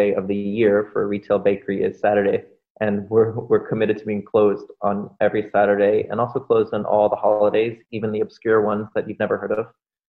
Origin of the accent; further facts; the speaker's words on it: Miami, Florida, United States; I grew up in South Florida in the suburbs down in Miami.